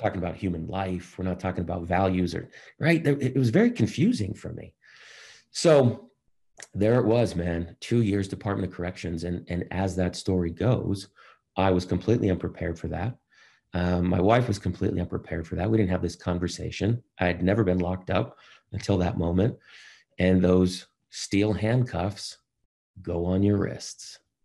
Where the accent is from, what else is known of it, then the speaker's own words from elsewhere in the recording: Boston, Massachusetts, United States; I grew up in Boston